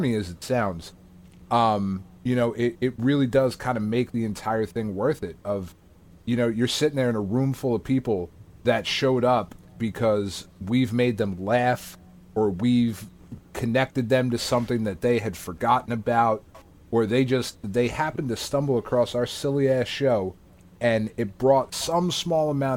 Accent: New Jersey, United States; we're fucking schmucks from New Jersey

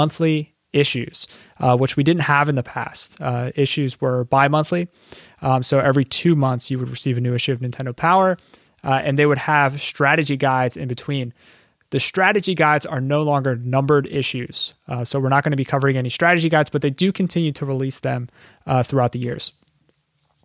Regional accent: Philadelphia, Pennsylvania, United States; my hometown of Philadelphia

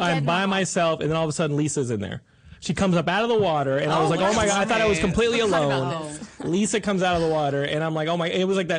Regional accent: Texas, United States; growing up in Texas

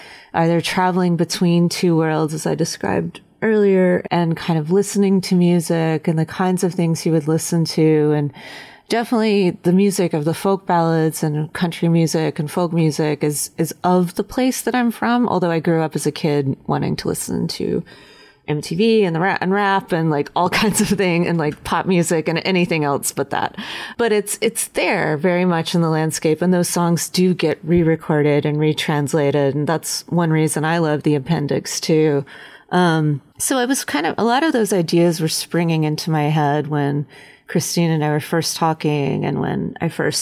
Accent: Western North Carolina, United States; the place that I come from, but it's also just Western North Carolina

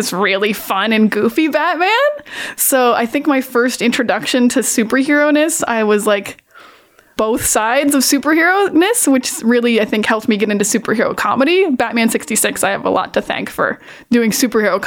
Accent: Miramichi, New Brunswick, Canada; I am from a small town called Miramichi in New Brunswick

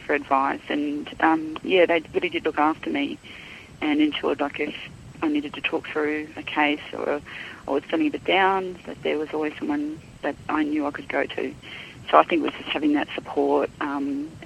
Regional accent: Darwin, Northern Territory, Australia; moved away as an adult; also born or lived in Perth; now in Melbourne, Australia; I was born in Darwin some decades ago, and I have lived in Darwin for most of my life, bar maybe 3 years in Perth and the last 2.5 years in Melbourne.

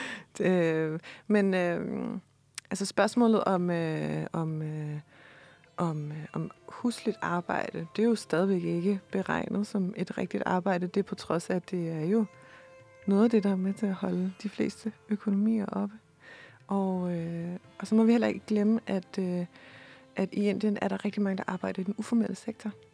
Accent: Denmark; her hjemme i Danmark

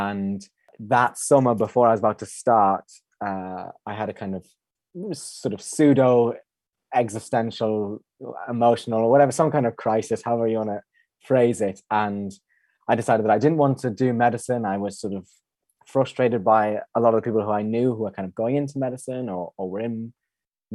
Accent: Regina, Saskatchewan, Canada; moved away; I went to high school in Saskatchewan, in Regina, Saskatchewan

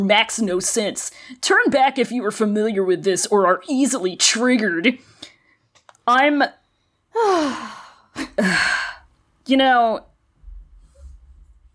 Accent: United States; I'm American, and we go by Fahrenheit here.

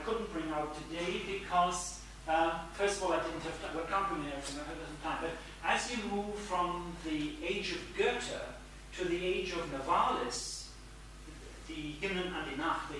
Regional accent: Cambridge, East of England, United Kingdom; I come from Cambridge, where they're all, well, not all scientists, a lot of scientists and engineers and technicians

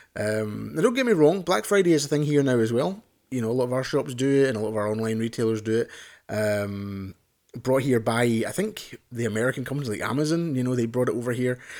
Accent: Scotland, United Kingdom; I'm Scottish or British or whatever you wanna say

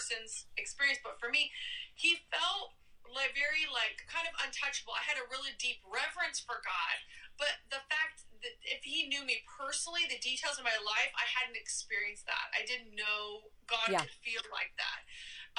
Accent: Oregon, United States; I'm from Oregon

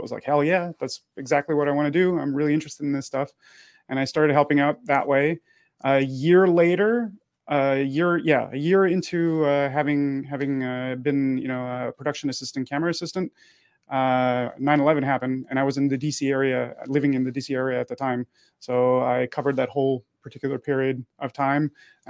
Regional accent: Montreal, Quebec, Canada; born there; also born or lived in United States; So I was born in Montreal. I lived in the United States from 89 to 2010.

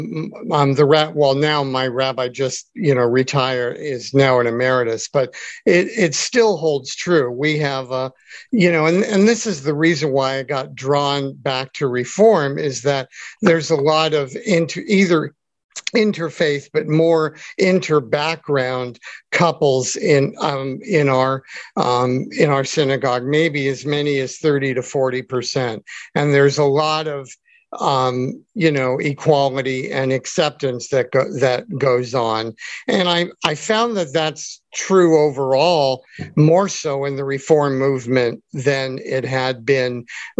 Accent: Santa Monica, California, United States; I'm from Santa Monica. I live in Santa Monica

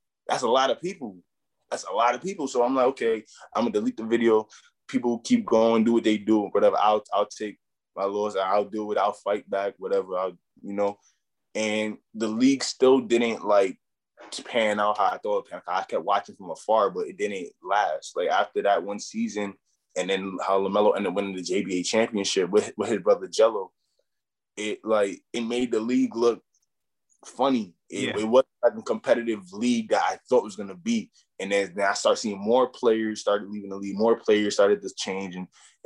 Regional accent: New York City, New York, United States; also born or lived in Brownsville; I come all the way from Brooklyn

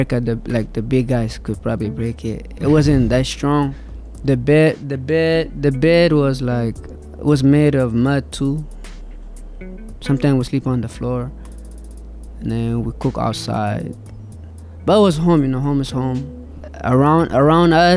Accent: Ethiopia; moved away; I was born in Ethiopia

